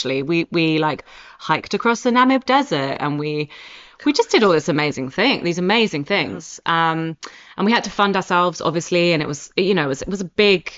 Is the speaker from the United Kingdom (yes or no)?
yes; Oxford, South East England, United Kingdom; accent: posh; moved away; also born or lived in Scotland; as you can hear from my accent, I'm from Oxford